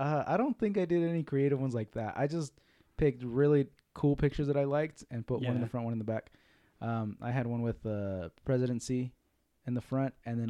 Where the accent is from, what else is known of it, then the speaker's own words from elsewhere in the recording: Salt Lake City, Utah, United States; I was raised in Salt Lake